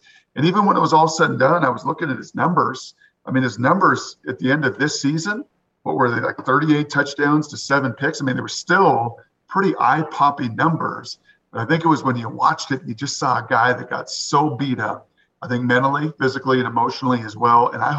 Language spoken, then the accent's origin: English; Seattle, Washington, United States; born or raised there